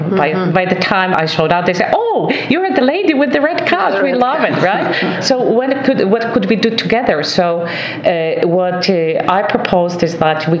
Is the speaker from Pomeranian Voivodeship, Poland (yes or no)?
yes; Gdynia, Pomeranian Voivodeship, Poland; now in Canada; the Museum of Immigration in Gdynia, which is my hometown.